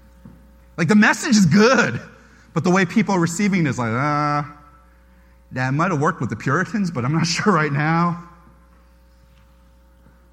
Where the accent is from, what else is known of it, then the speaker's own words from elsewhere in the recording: United States; I'm Korean-American. I was born in America